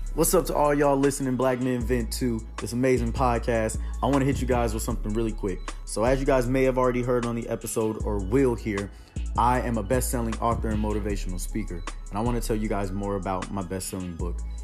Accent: Houston, Texas, United States; moved away as an adult; now in Nashville, United States; born and raised in Houston, Texas

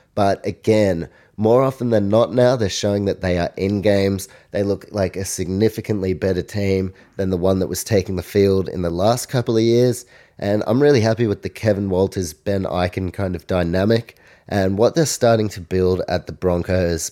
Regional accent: New Zealand; I'm from New Zealand

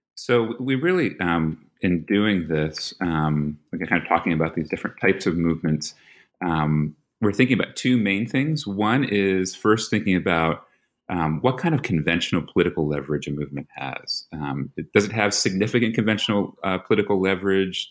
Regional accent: New York, United States; moved away; I'm from New York, so that's you know you have a Philly boy and a New York boy.

